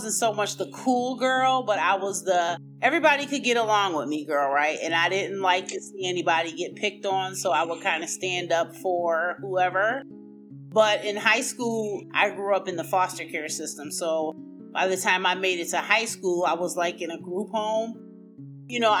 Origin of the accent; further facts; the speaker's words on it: Buffalo, New York, United States; I am from Buffalo, New York, the land of the snow